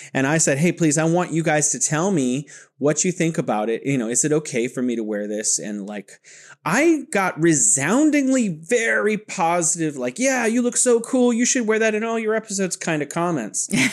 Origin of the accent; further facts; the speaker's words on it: California, United States; now in Wuhan, China; I'm originally from California and living here in beautiful Wuhan, China